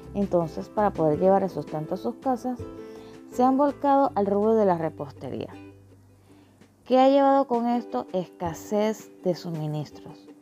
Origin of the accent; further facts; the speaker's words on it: Panama; soy panameña, pero estoy casada con un mexicano